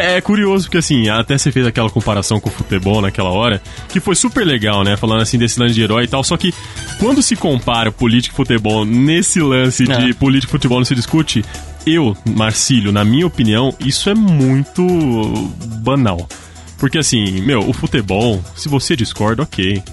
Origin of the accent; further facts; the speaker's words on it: Ribeirão Preto, São Paulo, Brazil; eu sou de Ribeirão Preto, interior